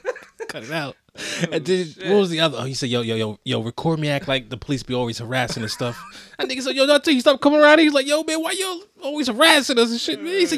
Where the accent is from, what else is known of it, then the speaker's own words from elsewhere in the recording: Centreville, Maryland, United States; moved away; I'm from the Eastern Shore.